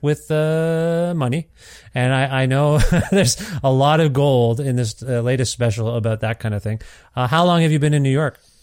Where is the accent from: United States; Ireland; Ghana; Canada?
Canada; also born or lived in Ontario; now in Alberta, Canada; growing up as an Indian kid in Canada